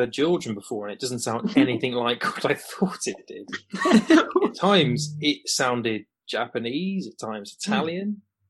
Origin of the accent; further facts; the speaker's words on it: England, United Kingdom; as an Englishman